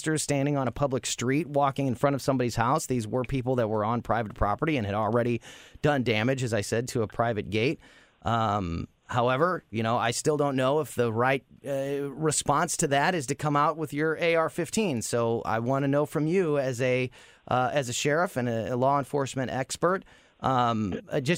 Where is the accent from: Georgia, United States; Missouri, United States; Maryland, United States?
Missouri, United States; Florissant; One was in Florissant, my hometown.